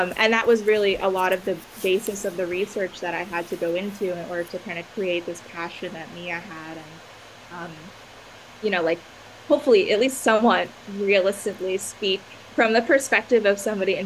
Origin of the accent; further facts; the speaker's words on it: Long Island, New York, United States; also born or lived in Massachusetts; I'm originally from New York. I'm from Long Island, and, you know, that's where I lived basically my entire life